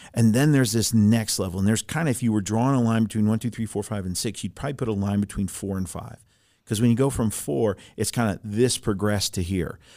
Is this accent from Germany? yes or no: yes; Germany; moved away; I grew up in Germany, I was born in Germany